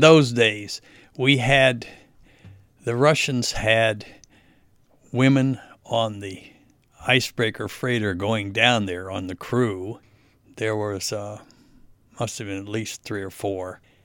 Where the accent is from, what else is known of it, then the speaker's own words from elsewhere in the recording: United States; I was an American